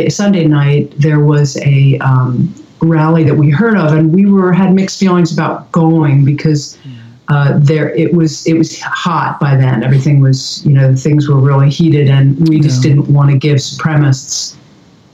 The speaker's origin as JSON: {"language": "English", "town": "Philadelphia", "region": "Pennsylvania", "country": "United States", "tie": "born or raised there", "also_born_or_lived": "New York / Woodstock, New York / Colorado", "moved": "yes", "lives_now": "Corvallis, United States", "said": "I grew up in Philadelphia suburbs"}